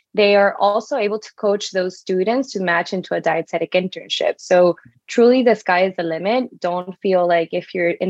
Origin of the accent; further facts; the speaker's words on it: Venezuela; moved away; I'm originally from Venezuela